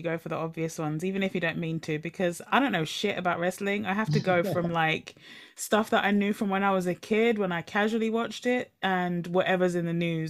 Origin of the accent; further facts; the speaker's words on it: United Kingdom; I grew up obviously from where I grew up in East London, Essex, so West Ham was home team.